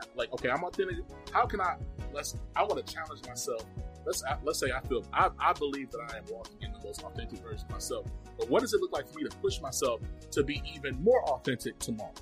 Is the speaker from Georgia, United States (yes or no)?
yes; Rome, Georgia, United States; also born or lived in Mississippi; I was born in Rome, Georgia